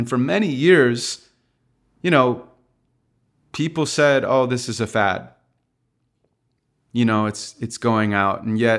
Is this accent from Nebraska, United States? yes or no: no; Santa Monica, California, United States; I grew up in Santa Monica, California, and my father wasn't around. My mom's a school teacher, so she raised me on her own.